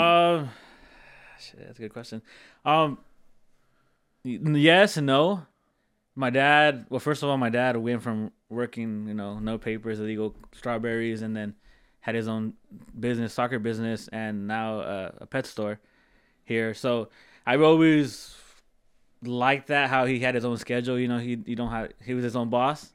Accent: Central Coast, California, United States; born and raised here. Um, I grew up in the East Side, like always, all, all, I'm an East Side kid.

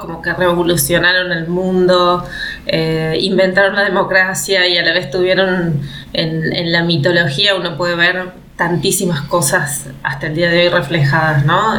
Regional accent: Catamarca, Argentina; moved away as an adult; also born or lived in Córdoba; soy de una provincia del norte de nuestra Argentina, soy de Catamarca

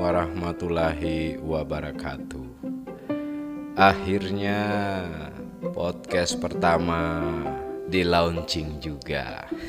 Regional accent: Sigi Regency, Central Sulawesi, Indonesia; wilayah saya ini di Kabupaten Sigi uh, di Provinsi Sulawesi Tengah

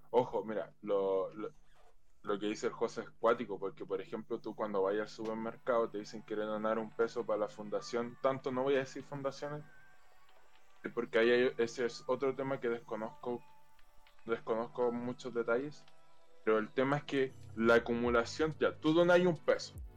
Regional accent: Chile; como chileno

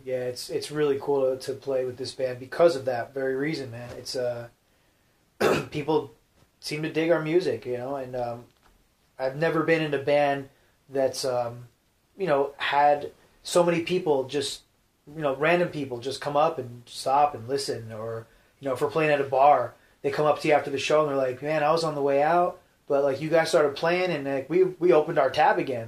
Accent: New Jersey, United States; moved away; I'm from Jersey

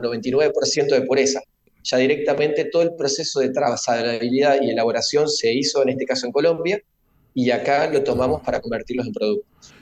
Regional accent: Rosario, Santa Fe, Argentina; nosotros que somos rosarinos

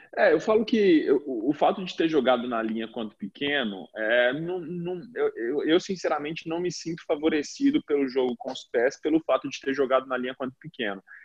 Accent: Minas Gerais, Brazil; moved away as an adult; now in Italy; Eu me lembro da época lá na cidade onde eu nasci, na Minas Gerais, eu brincando com meus primos

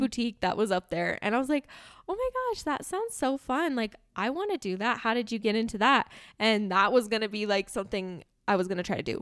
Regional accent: Southern California, United States; moved away; I grew up in Southern California

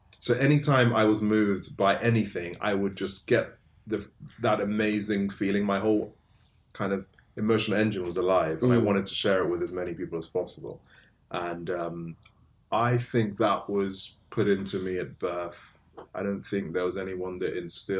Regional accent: England, United Kingdom; also born or lived in Nigeria; all of us were sent to school in England at a really young age

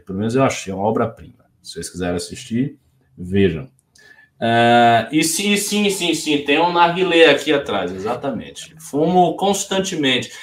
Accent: Bahia, Brazil; moved away; eu já estou um pouco afastado da Bahia

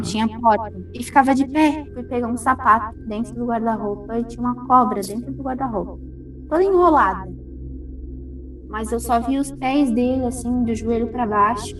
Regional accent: Florianópolis, Santa Catarina, Brazil; also born or lived in Rio Grande do Sul; eu sou gaúcha. E eu me mudei para Floripa logo após o falecimento da minha avó. Uhum. Eu tinha seis anos quando eu cheguei em Floripa.

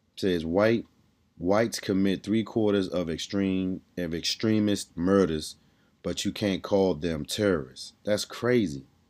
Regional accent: Washington, District of Columbia, United States; I'm from D C

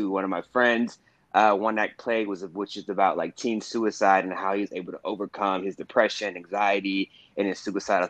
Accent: Houston, Texas, United States; now in New York City, United States; I am from Houston, Texas

